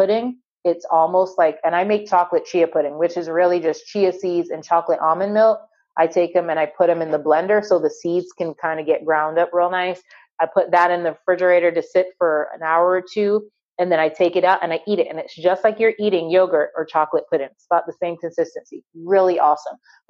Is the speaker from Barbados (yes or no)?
yes; Barbados; moved away; I grew up on an island. I grew up in Barbados.